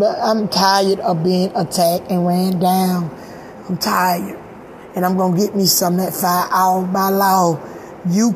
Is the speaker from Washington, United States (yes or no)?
no; Georgia, United States; moved away; I'm from Georgia